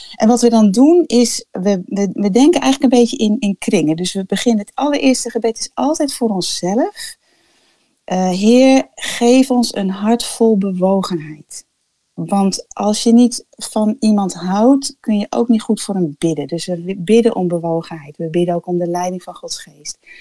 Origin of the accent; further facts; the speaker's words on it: Bussum, North Holland, Netherlands; moved away as an adult; also born or lived in Cameroon; Ik ben opgegroeid in Bussum, in een christelijk gezin